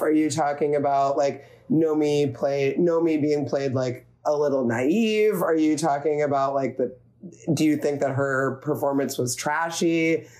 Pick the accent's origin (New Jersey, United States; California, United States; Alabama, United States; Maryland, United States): New Jersey, United States; moved away as an adult; also born or lived in near Philadelphia / Philadelphia; now in San Francisco Bay Area, United States; I grew up in New Jersey